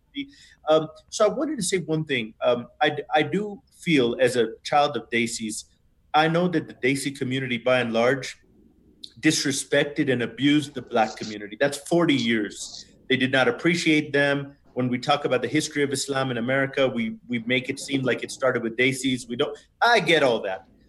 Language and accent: English; Houston, Texas, United States; moved away as an adult; now in Bogota, Colombia; my hometown is Houston